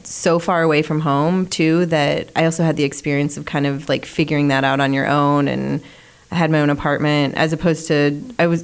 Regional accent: Omaha, Nebraska, United States; But my whole family's from Omaha. I grew up here.

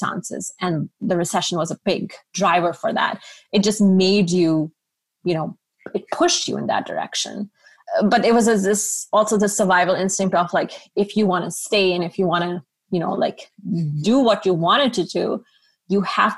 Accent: Karachi, Sindh, Pakistan; moved away as an adult; also born or lived in Savannah, Georgia; So I grew up in Karachi, Pakistan

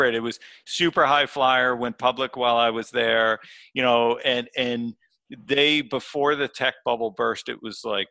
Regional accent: northwest Connecticut, United States; I grew up in a small town in Connecticut, so actually close to the Massachusetts and New York State border, so the northwest corner.

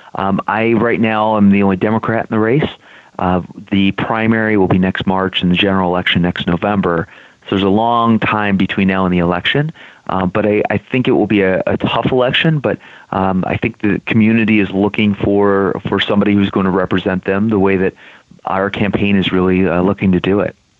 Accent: Illinois, United States; I was born and raised here in Illinois, went to college and law school here.

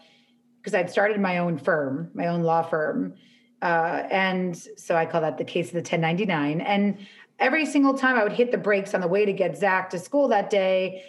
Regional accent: New York, United States; now in Los Angeles, United States; I'm from New York

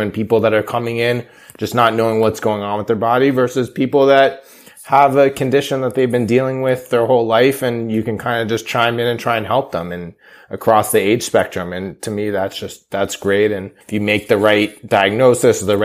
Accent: California, United States; now in New York, United States; I grew up in California

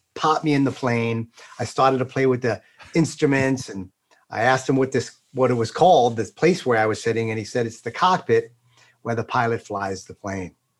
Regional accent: East Islip, New York, United States; grew up in Long Island, out in uh, a place called East Islip, Islip Terrace, uh, south central part of Suffolk

